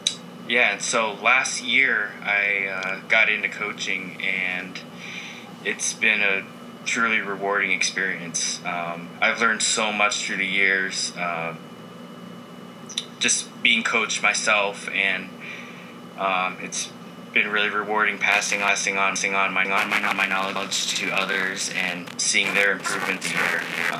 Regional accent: Seattle, Washington, United States; now in Tempe, United States; Yep, I'm from Tempe, Arizona. So I went to Arizona State University, and originally from Seattle, and as everyone knows, it rains a ton there.

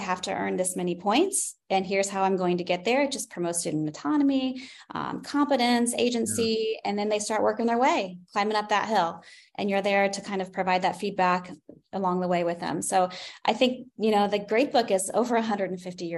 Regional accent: Wabash, Indiana, United States; I grew up in a small town. I'm from Wabash, Indiana

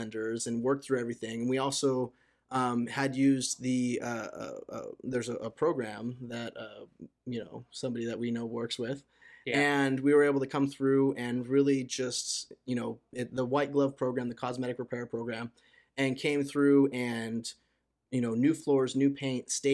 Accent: Torrance, California, United States; I grew up in Torrance, California

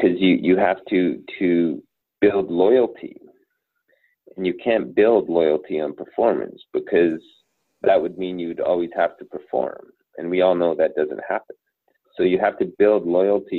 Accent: Northern Canada, Canada; I come from Northern Canada, like everyone drives a truck.

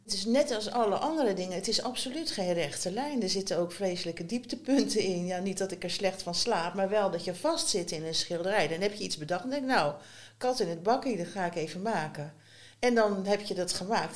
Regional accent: Schiedam, South Holland, Netherlands; moved away as an adult; also born or lived in Rotterdam; now in Ede, Netherlands; ik ben opgegroeid in Schiedam.

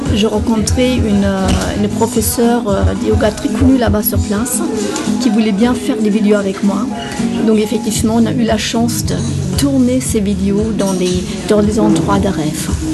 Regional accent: Germany; moved away; je suis allemande

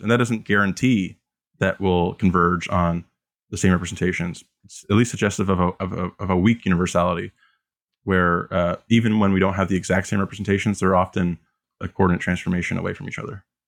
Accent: Canada; as a Canadian

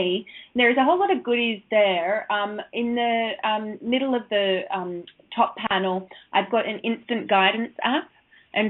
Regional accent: Sydney, New South Wales, Australia; now in London, United Kingdom; Sydney, my hometown

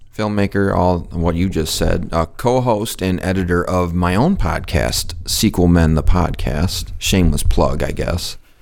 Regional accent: Muskegon, Michigan, United States; I was born and raised in Muskegon, Michigan

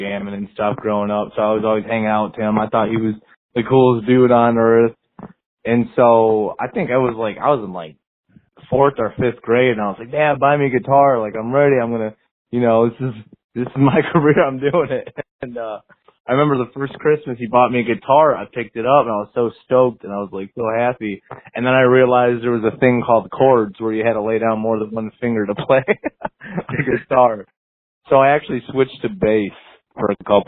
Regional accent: Westland, Michigan, United States; we both kind of grew up in Westland

